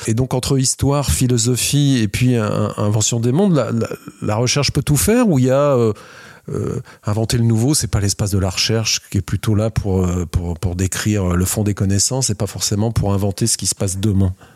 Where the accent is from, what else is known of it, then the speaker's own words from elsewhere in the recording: France; on est français, on fait du design en France